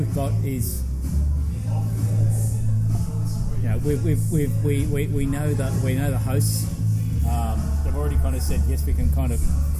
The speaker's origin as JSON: {"language": "English", "region": "Queensland", "country": "Australia", "said": "I'm from Queensland"}